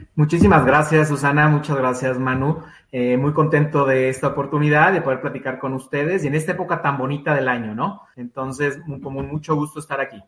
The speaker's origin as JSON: {"language": "Spanish", "country": "Mexico", "said": "como mexicanos eh, no tenemos la cultura de donación"}